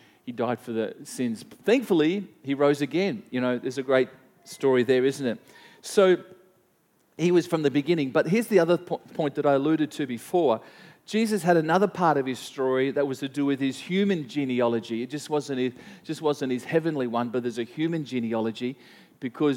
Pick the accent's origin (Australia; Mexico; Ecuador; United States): Australia; Gympie, Queensland; also born or lived in Gladstone, Queensland; I was born in Gympie. I grew up on a little farm outside of Gympie till about the age of 5. I moved into Gympie, went to school. At the age of 13, or age of 10, I moved to Gladstone